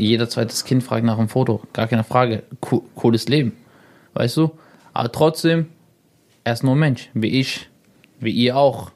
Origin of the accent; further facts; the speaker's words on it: Salzgitter, Lower Saxony, Germany; also born or lived in Braunschweig; ich komme mhm. aus Braunschweig, aus Salzgitter, Braunschweig